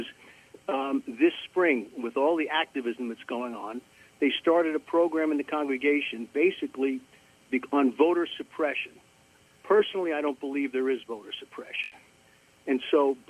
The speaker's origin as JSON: {"language": "English", "area": "Long Island", "region": "New York", "country": "United States", "tie": "born or raised there", "moved": "yes", "lives_now": "Atlanta, United States", "said": "I grew up on Long Island. I live in Atlanta now."}